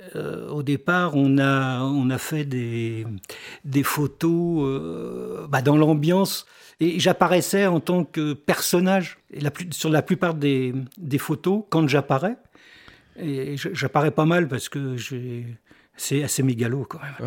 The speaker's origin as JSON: {"language": "French", "area": "north of Paris", "region": "Île-de-France", "country": "France", "moved": "as an adult", "lives_now": "Île d'Oléron, France", "said": "Je suis pas de Paris même"}